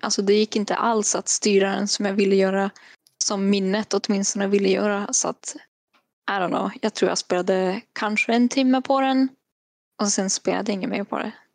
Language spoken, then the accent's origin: Swedish; Kiruna, Norrbotten County, Sweden; now in Västerbotten, Sweden; jag kommer ju ändå från Kiruna så att jag kan ju fortfarande prata med Filmpool Nord om jag vill det. Eller Film i Västerbotten vart jag bor nu.